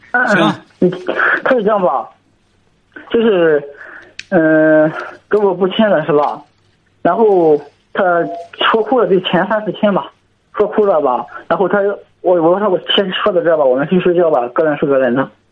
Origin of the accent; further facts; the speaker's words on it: Zhangqiu, Shandong, China; 我是山东庄丘的